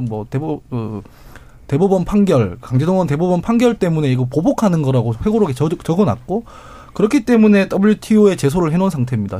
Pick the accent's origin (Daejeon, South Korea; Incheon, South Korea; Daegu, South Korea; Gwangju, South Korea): Daegu, South Korea; 제가 대구 출신인데